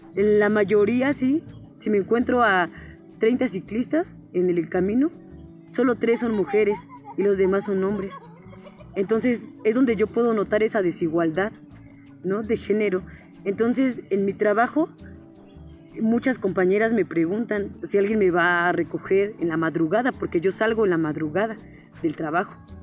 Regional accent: Temoaya, State of Mexico, Mexico; moved away; also born or lived in San Pablo; soy originaria de Temuaya

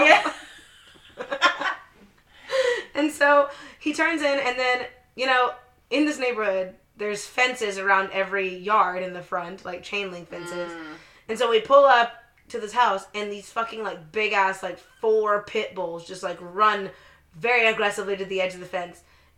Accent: Edmond, Oklahoma, United States; and I'm from Edmond.

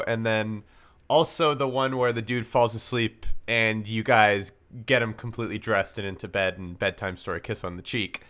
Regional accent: Vancouver, British Columbia, Canada; me and Thomas were, we grew up in Vancouver

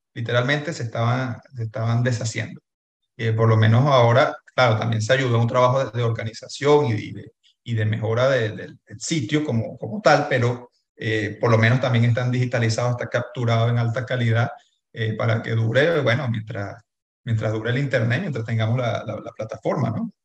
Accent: Venezuela; existimos como venezolanos

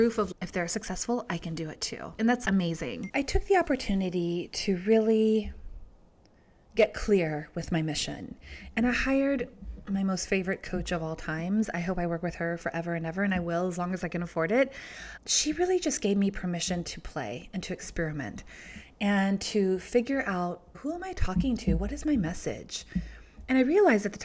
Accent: Georgia, United States; growing up in Georgia

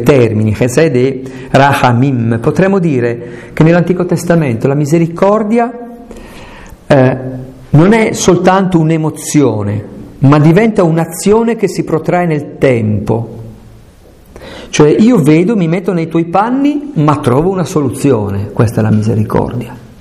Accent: Aosta Valley, Italy; E io sono valdostano, sono montanaro

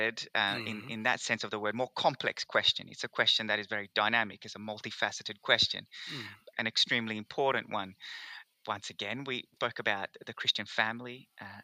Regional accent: Perth, Western Australia, Australia; also born or lived in Rome, Italy; I am from Perth, WA, but I actually came to Australia in 1993 from Rome, Italy, with my family

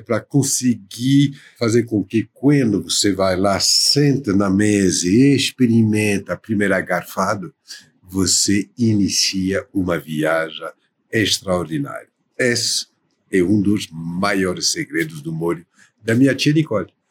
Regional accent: Paris, Île-de-France, France; Portuguese is a second language; moved away as an adult; also born or lived in São Paulo, Brazil; now in Brazil; de origem francesa, né? Uhum. nascida na França

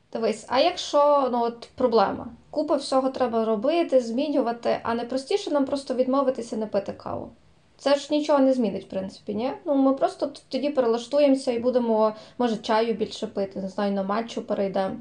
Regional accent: Zakarpattia Oblast, Ukraine; я з Закарпаття

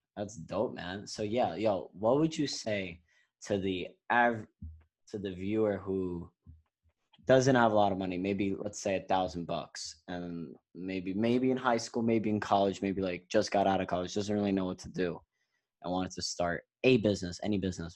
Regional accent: New York, United States; we're both from New York

